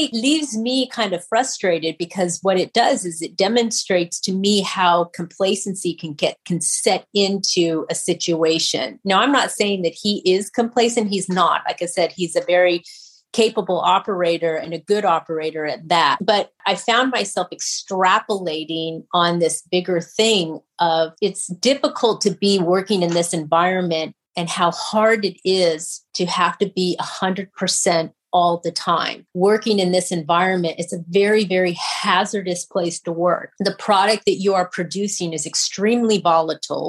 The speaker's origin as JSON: {"language": "English", "town": "Kingman", "region": "Arizona", "country": "United States", "tie": "born or raised there", "moved": "yes", "said": "I grew up in Kingman, Arizona"}